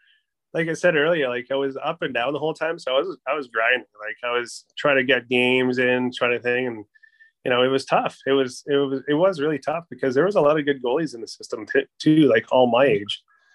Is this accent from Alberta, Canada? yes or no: yes; Northern Alberta, Canada; moved away as an adult; also born or lived in Buffalo Lake Métis Settlement, Alberta; now in London, Canada; Growing up in Northern Alberta, I guess it's kind of normal to play hockey, I would assume there. So, bounced around a bunch of little towns, Boyle, Aklavish, Smoky Lake there in Orab